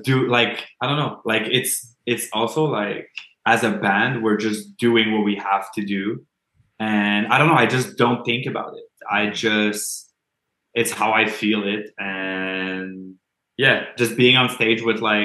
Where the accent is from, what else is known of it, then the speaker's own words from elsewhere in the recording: Montreal, Quebec, Canada; accent: Quebec accent; Montreal is like my hometown